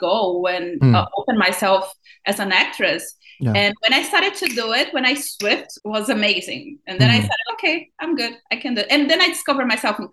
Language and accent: English; Brazil; born or raised there; accent: thick accent; English is a second language; moved away as an adult; now in Los Angeles, United States